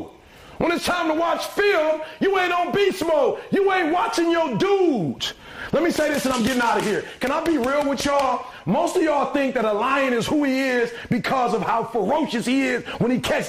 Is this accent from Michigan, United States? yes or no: yes; Detroit, Michigan, United States; I'm from Detroit, homeless